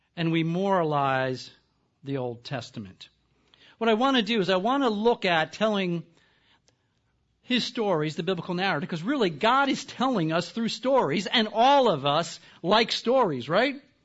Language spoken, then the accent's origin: English; the East, East Coast, United States; I'm from the East.